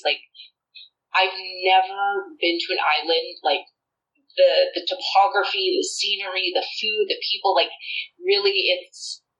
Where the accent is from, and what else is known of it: Toronto, Ontario, Canada